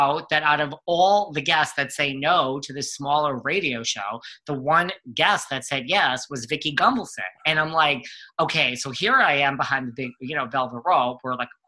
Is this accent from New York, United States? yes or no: yes; New York, United States; I'm also like a Northeast boy. Like, I'm a New Yorker.